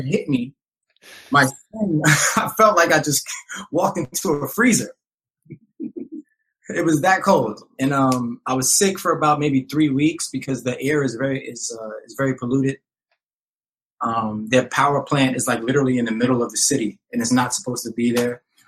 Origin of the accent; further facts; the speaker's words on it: New York City, New York, United States; I grew up down here in the Lower East Side of Manhattan